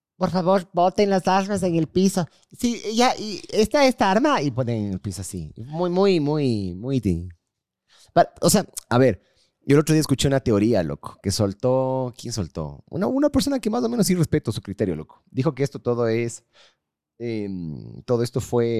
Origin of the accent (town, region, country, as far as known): Ecuador